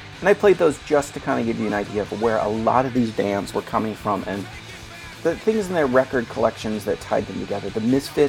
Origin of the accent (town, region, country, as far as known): Detroit area, Michigan, United States; born or raised there